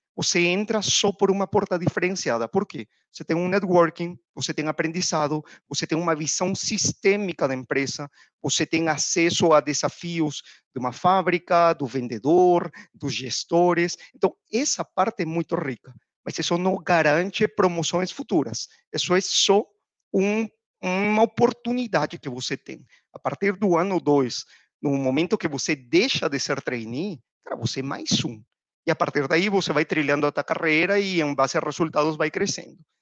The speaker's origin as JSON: {"language": "Portuguese", "country": "Peru", "also_born_or_lived": "United States / Panama", "second_language": "Portuguese", "moved": "as an adult", "lives_now": "Brazil", "said": "já pelo sotaque deve ter dado para perceber que eu não sou brasileiro, sou peruano"}